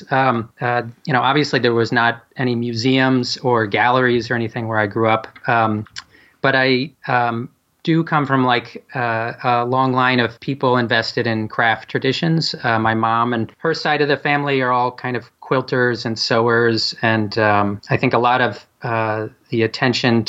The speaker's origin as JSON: {"language": "English", "town": "Middleburg", "region": "New York", "country": "United States", "tie": "born or raised there", "moved": "yes", "lives_now": "Philadelphia, United States", "said": "I grew up in a very small town called Middleburg in upstate New York"}